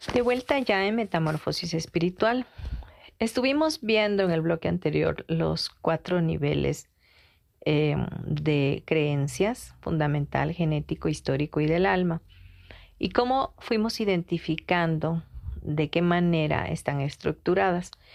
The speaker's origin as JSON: {"language": "Spanish", "country": "Mexico"}